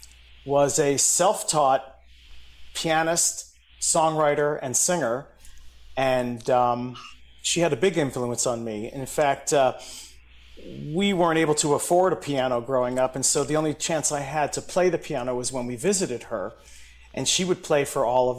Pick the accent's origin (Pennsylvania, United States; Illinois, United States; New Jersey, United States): Pennsylvania, United States; Philadelphia; moved away as an adult; also born or lived in Nashville / New York; Philadelphia, my hometown